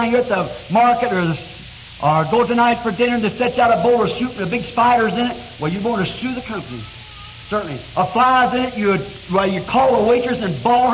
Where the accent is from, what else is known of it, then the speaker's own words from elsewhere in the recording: United States; I'm an American